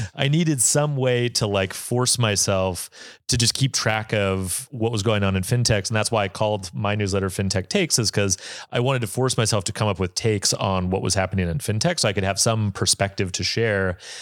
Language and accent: English; Bozeman, Montana, United States; I'm from Bozeman, Montana